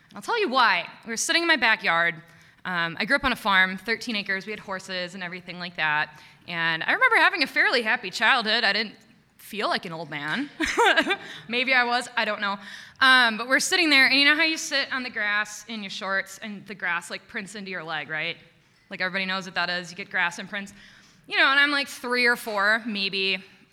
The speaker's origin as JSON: {"language": "English", "town": "Watertown", "region": "Wisconsin", "country": "United States", "tie": "born or raised there", "said": "I'm from Watertown, which is exactly the middle of Milwaukee and Madison. So in Watertown, you were either a Milwaukee family or a Madison family"}